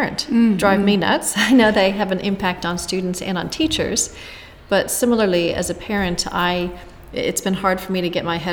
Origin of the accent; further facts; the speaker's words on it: Jacksonville, Florida, United States; moved away as an adult; also born or lived in San Francisco / Chicago; now in New Zealand; I spent my childhood largely in Jacksonville, Florida